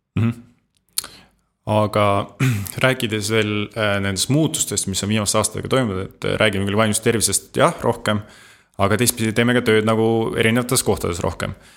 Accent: Estonia; oleme eestlased

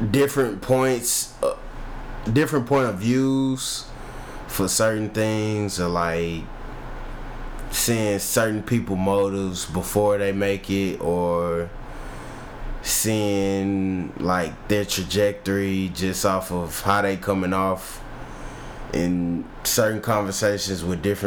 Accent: Missouri City, Texas, United States; I'm from south of Houston, like Mo City

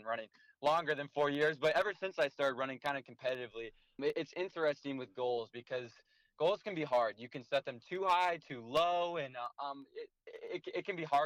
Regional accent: Iowa, United States; my home state

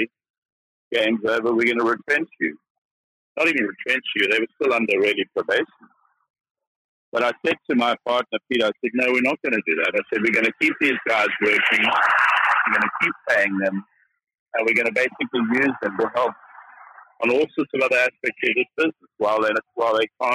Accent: South Africa; moved away as an adult; now in United Kingdom; I'm a South African

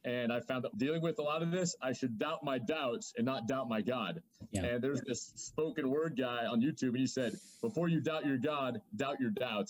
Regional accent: Idaho, United States; I'm from Idaho. Uh, I consider it kind of the pride of the Northwest. We got the Alps of the Northwest here

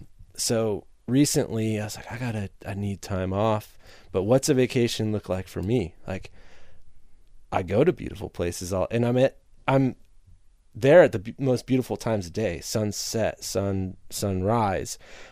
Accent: Illinois, United States; now in Milwaukee, United States; I grew up in Northern Illinois, not far from Milwaukee. It was an easy move for me.

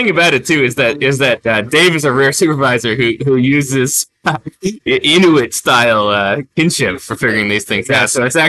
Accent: United States; now in Canada; as an American

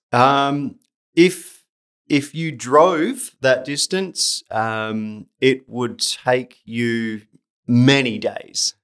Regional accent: South Australia, Australia; moved away as an adult; now in Japan; my hometown, which is South Australia

